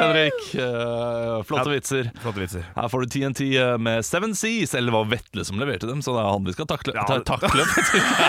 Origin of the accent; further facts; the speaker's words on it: Ålesund, Møre og Romsdal, Norway; Jeg kommer fra Ålesund. Ålesund. Midt i byen